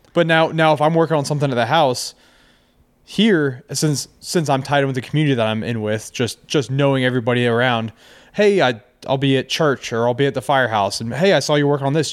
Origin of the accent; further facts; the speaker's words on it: Ashburn, Virginia, United States; I grew up in Ashburn